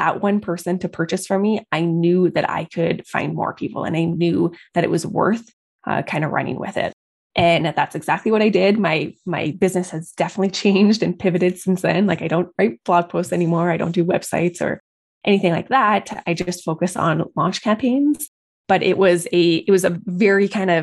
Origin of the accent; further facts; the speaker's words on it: Calgary, Alberta, Canada; I'm from Calgary, Alberta, Canada.